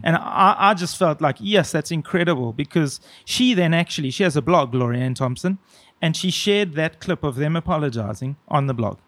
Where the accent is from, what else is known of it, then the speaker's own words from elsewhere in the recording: South Africa; I felt kind of proud as a South African